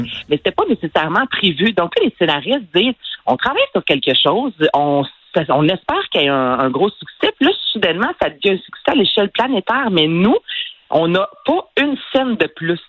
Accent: Quebec, Canada; je suis québécoise

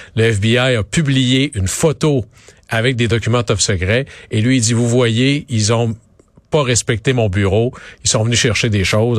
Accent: Quebec, Canada; dans mon coin de pays, au Saguenay-Lac-Saint-Jean

